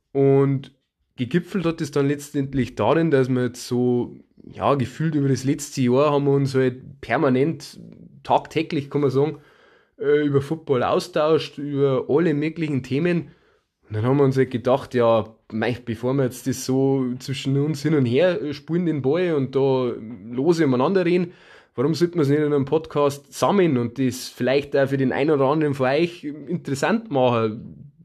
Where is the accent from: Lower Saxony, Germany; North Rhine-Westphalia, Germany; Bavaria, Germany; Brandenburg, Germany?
Bavaria, Germany; Ja, wie ihr äh, unschwer Herrenkinds äh, kommen wir aus Bayern